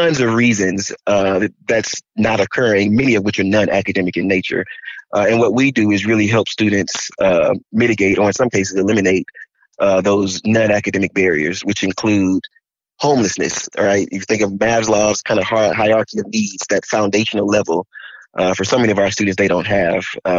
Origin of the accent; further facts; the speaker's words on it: Montgomery, Alabama, United States; now in Dallas, United States; I am originally from Montgomery, Alabama